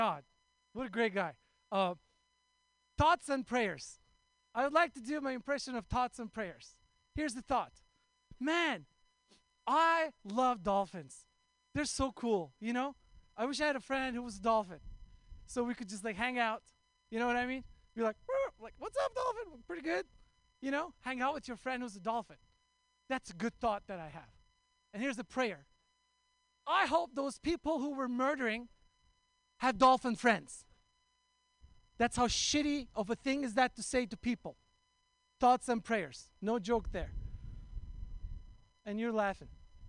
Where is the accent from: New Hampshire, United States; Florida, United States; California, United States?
California, United States; Oakland; I'm from Oakland.